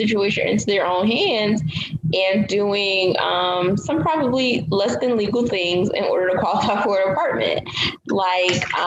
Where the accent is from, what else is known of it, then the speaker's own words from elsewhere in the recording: East Orange, New Jersey, United States; also born or lived in Newark, New Jersey; now in Florida, United States; So I was born in New Jersey. I lived in Newark I lived in the East Orange area for most of my life.